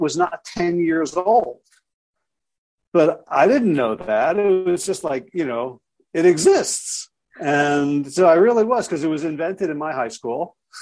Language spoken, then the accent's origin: English; South Orange, New Jersey, United States; now in Pittsboro, United States; I grew up in South Orange, New Jersey